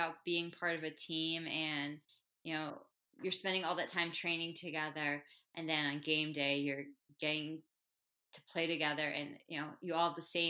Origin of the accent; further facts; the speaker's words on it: New Jersey, United States; now in Denver, United States; I grew up 20 minutes west of the George Washington Bridge.